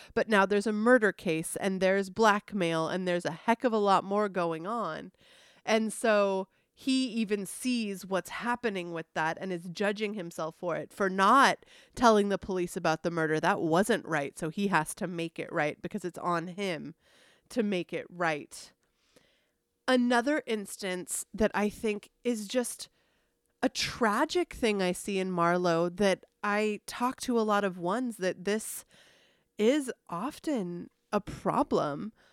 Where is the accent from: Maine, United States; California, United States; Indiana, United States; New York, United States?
California, United States; San Diego; I grew up in San Diego